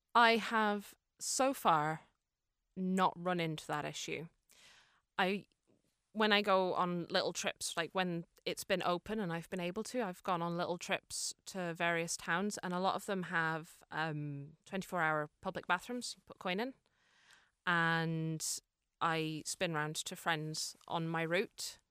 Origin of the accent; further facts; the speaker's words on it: Fermanagh, Northern Ireland, United Kingdom; also born or lived in Cork, Ireland; now in Dublin, Ireland; I'm originally from Fermanagh, but I lived in Cork for six